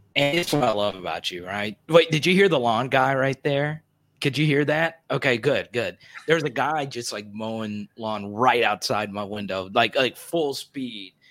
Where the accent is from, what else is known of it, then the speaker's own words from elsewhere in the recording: Arkansas, United States; I grew up in Arkansas